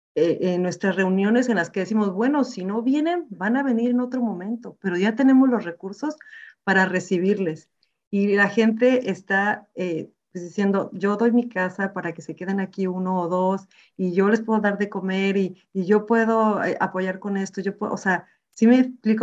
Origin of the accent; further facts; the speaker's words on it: Mexico; now in Gothenburg, Sweden; personalmente como mexicana me siento súper orgullosa